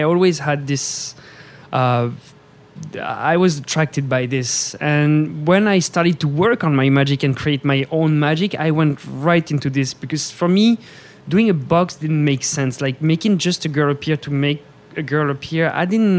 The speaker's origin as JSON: {"language": "English", "country": "France", "moved": "as an adult", "lives_now": "Las Vegas, United States", "said": "I came from France with the Cirque du Soleil"}